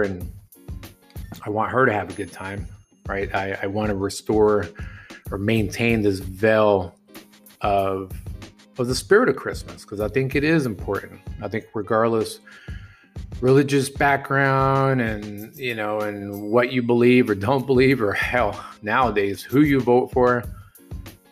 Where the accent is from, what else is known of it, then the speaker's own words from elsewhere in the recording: hometown 2 hours from San Antonio, Texas, United States; moved away as an adult; now in San Antonio, United States; heading to my hometown, 2 hours away from San Antonio